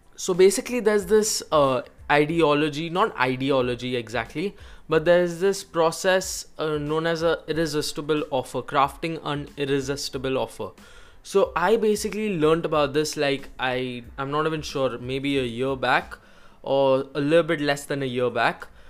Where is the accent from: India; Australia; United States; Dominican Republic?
India; I personally am from India